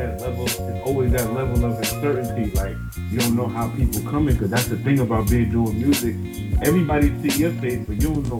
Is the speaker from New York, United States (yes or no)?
yes; Riverhead, New York, United States; originally I'm from Long Island, New York. You know what I'm saying? I grew up in a small town called Riverhead. You know what I mean? And I was pretty much raised there.